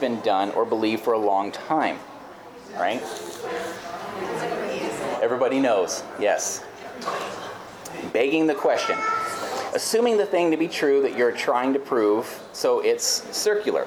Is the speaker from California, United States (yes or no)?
yes; California, United States; moved away; I grew up in California